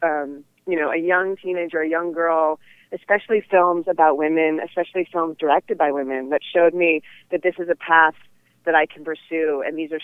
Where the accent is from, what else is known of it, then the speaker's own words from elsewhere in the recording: Oakland, California, United States; Growing up in the San Francisco Bay Area, I grew up in Oakland